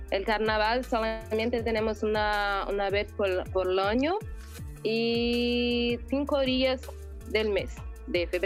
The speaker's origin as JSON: {"language": "Spanish", "country": "Brazil", "said": "yo realmente no soy una buena brasileña."}